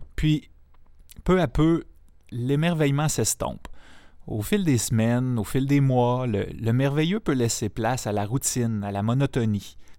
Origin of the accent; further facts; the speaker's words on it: a region of Quebec, Canada; moved away as an adult; also born or lived in La Matapédia, Bas-Saint-Laurent, Quebec; J'avais tous les avantages de ma région natale, comme l'accès privilégié